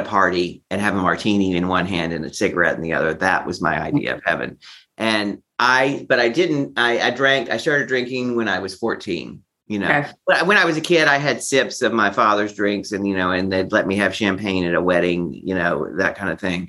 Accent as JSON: {"language": "English", "town": "Beaumont", "region": "Texas", "country": "United States", "tie": "born or raised there", "also_born_or_lived": "Manhattan, New York City", "moved": "as an adult", "lives_now": "New York City, United States", "said": "I'm from Texas originally, Beaumont, Texas."}